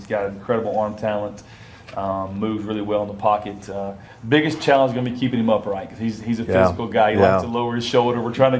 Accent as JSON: {"language": "English", "region": "Mississippi", "country": "United States", "moved": "as an adult", "lives_now": "Louisiana, United States", "said": "Made my way to Louisiana from there, yeah. Originally from Mississippi"}